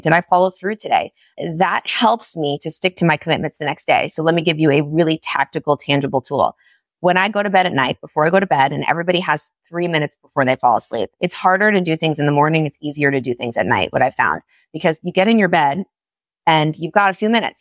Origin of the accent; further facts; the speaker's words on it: New York, United States; moved away as an adult; now in Florida, United States; I was so tied to me being a New Yorker, being part of my identity